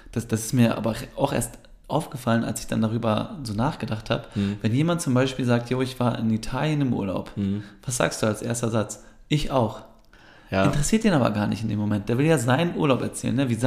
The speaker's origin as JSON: {"language": "German", "country": "Turkey", "lives_now": "Germany", "said": "Ja, aber als Türke hast du irgendwie gar kein Fest, was du krass abfeiern kannst."}